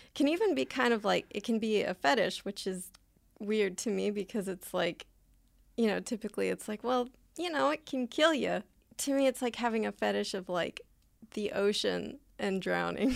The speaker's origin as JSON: {"language": "English", "region": "Southern California", "country": "United States", "tie": "born or raised there", "said": "I live and I grew up in Southern California"}